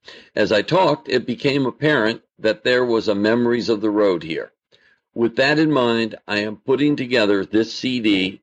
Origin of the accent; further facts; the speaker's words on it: Oneonta, New York, United States; I grew up in Oneonta, New York, which was 60 miles from Utica, so I was very familiar with the city